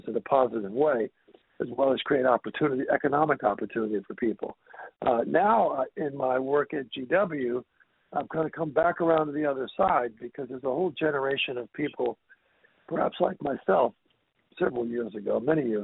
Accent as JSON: {"language": "English", "town": "Washington", "region": "District of Columbia", "country": "United States", "also_born_or_lived": "Boston / New York / Atlanta / Toronto", "moved": "yes", "said": "I'm from the Washington, D.C. area originally"}